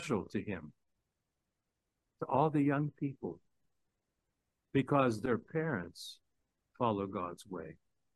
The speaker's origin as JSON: {"language": "English", "town": "Pittsburgh", "region": "Pennsylvania", "country": "United States", "tie": "born or raised there", "moved": "as an adult", "said": "I came back to my hometown of Pittsburgh"}